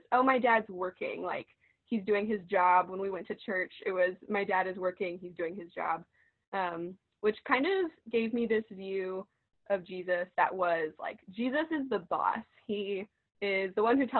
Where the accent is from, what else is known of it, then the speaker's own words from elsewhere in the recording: Parkersburg, West Virginia, United States; moved away as an adult; now in Athens, United States; I'm from Parkersburg, West Virginia